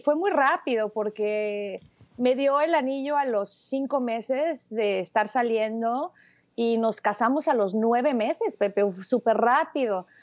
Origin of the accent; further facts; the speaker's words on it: Mexico City, Mexico; now in Los Angeles, United States; nací en la Ciudad de México.